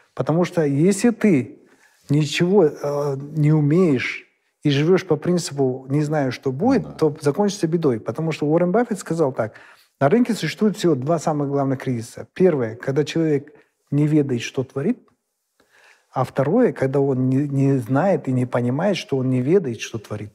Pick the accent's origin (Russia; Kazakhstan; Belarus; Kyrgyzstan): Kazakhstan; как любой казах